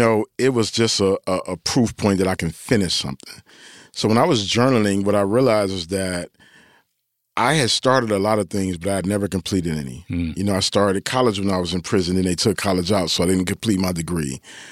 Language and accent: English; Detroit, Michigan, United States; I'm from Detroit, but I don't really like Jordan in that way.